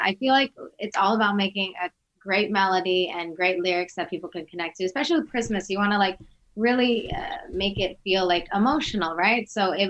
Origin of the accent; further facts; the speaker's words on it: Virginia, United States; also born or lived in Albania; Originally Albania, but, you know, I grew up in Virginia.